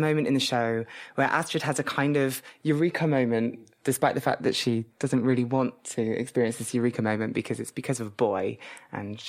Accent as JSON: {"language": "English", "town": "Bristol", "region": "South West England", "country": "United Kingdom", "tie": "born or raised there", "said": "my hometown, Bristol"}